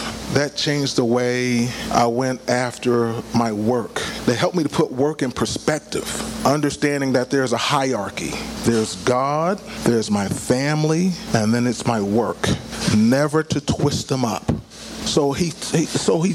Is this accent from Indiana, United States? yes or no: no; Philadelphia, Pennsylvania, United States; moved away as an adult; also born or lived in Pittsburgh; I'm born and raised in Philadelphia, but found myself in Pittsburgh.